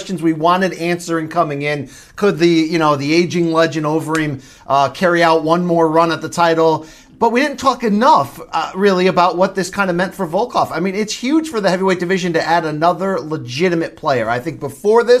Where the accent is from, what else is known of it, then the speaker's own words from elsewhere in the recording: United States; I'm an American